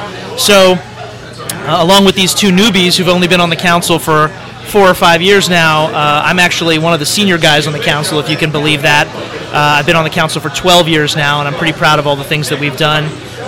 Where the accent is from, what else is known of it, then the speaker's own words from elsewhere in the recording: Baltimore, Maryland, United States; also born or lived in Palo Alto, California / Montgomery County, Maryland; always knew I was coming back to Maryland because I have strong roots here. I born and raised in Baltimore